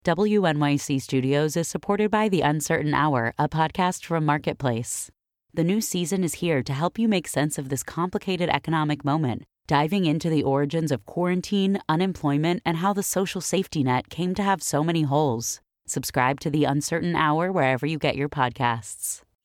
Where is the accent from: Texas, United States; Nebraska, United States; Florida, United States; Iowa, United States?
Florida, United States; Miami; also born or lived in Upstate New York; I was raised in Miami.